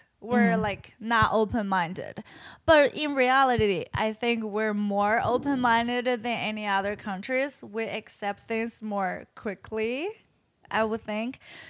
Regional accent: Qingdao, Shandong, China; English is a second language; moved away as an adult; Mainland China. Shandong, Qingdao.

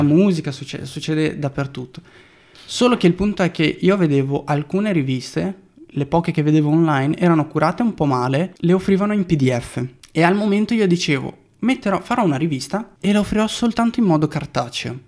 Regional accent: Brazil; E le foto a colori in Brasile, che poi è il mio paese

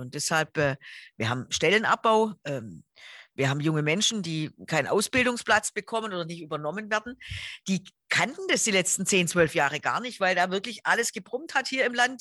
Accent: Stuttgart, Baden-Württemberg, Germany; Ich bin ähm, in Stuttgart geboren

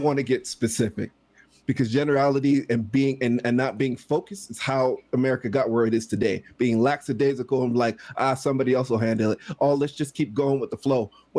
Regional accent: Canada; By control, I mean, as a Canadian, we can influence our government way more than you guys can influence yours.

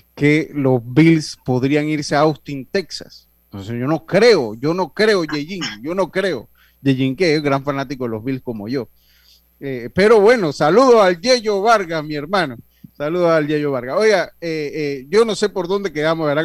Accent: Panama; a mí como panameño

